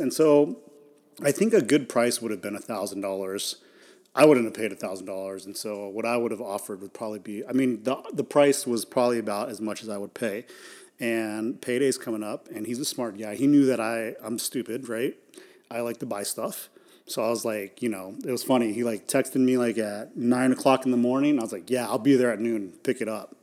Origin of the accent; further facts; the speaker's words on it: United States; being American